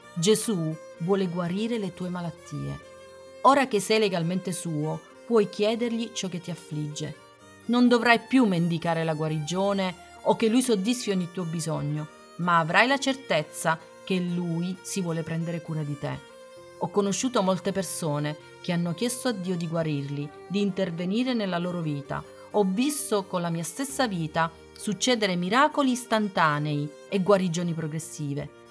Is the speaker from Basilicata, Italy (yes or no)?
yes; Matera, Basilicata, Italy; a Matera, nella mia terra di origine